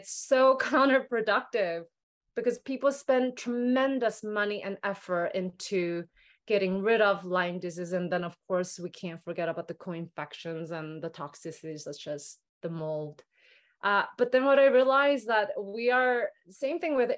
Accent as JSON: {"language": "English", "country": "South Korea", "tie": "born or raised there", "moved": "yes", "said": "growing up in Korea"}